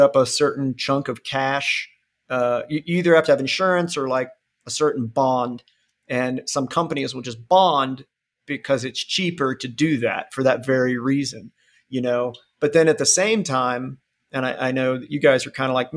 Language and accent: English; Ohio, United States; now in Alabama, United States; I'm originally from Ohio